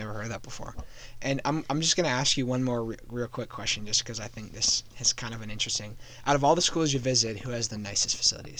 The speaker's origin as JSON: {"language": "English", "town": "State College", "region": "Pennsylvania", "country": "United States", "tie": "born or raised there", "said": "growing up in State College"}